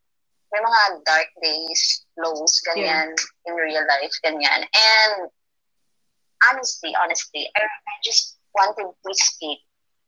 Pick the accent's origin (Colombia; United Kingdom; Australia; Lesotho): United Kingdom; I'm not into fairy tales. I'm just British, but yes, kinda.